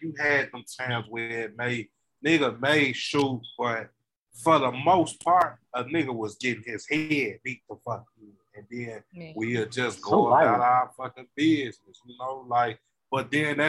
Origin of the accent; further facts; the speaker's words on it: Chicago, Illinois, United States; I'm from Austin.